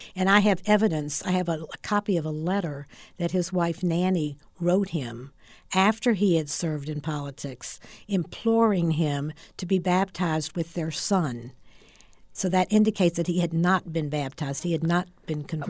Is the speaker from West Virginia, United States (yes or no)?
yes; West Virginia, United States; moved away as an adult; also born or lived in Orlando, Florida; now in Florida, United States; I was originally from West Virginia and um, moved to Florida